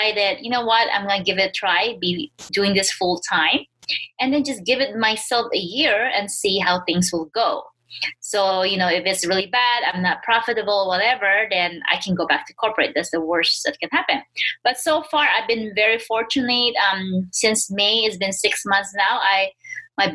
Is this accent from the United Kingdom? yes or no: no; Philippines; moved away as an adult; now in United States; I was born and raised in the Philippines